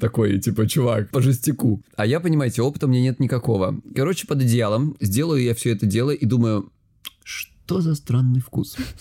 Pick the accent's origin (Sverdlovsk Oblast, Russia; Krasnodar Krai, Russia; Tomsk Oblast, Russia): Krasnodar Krai, Russia; я с Кубани